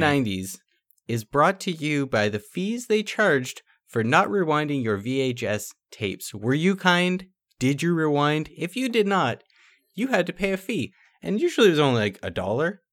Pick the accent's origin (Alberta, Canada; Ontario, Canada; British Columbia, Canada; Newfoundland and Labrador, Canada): Ontario, Canada; Niagara Falls; we're from Niagara Falls, like, we went grocery shopping over in the States sometimes